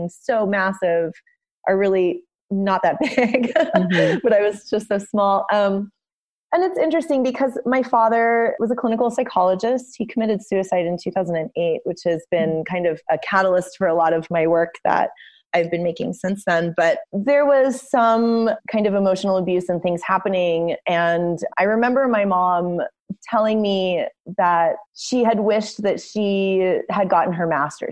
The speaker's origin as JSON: {"language": "English", "town": "Los Angeles", "region": "California", "country": "United States", "tie": "born or raised there", "also_born_or_lived": "Cincinnati, Ohio / San Francisco, California", "moved": "as an adult", "lives_now": "Santa Fe, United States", "said": "I grew up in Los Angeles and ultimately moved to Cincinnati, Ohio"}